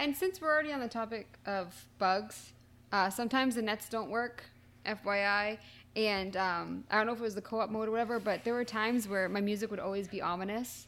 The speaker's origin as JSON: {"language": "English", "area": "near Boston", "region": "Massachusetts", "country": "United States", "said": "I'm not from Boston, but I'm from near Boston"}